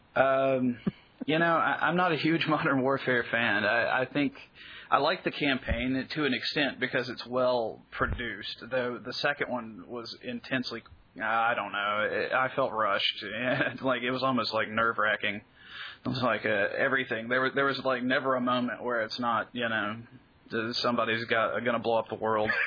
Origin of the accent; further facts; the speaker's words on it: Birmingham, Alabama, United States; moved away; I'm from Birmingham, Alabama originally